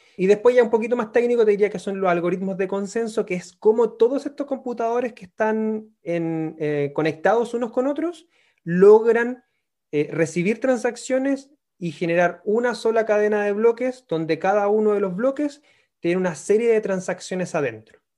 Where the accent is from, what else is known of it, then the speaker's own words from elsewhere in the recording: Concepción, Biobío, Chile; moved away as an adult; now in Santiago, Chile; soy nacido en Concepción, me vine a Santiago después del terremoto, estaba trabajando en Concepción